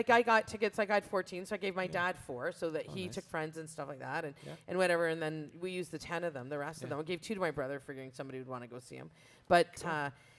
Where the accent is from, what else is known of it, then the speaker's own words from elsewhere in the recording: Brantford, Ontario, Canada; we're from Brantford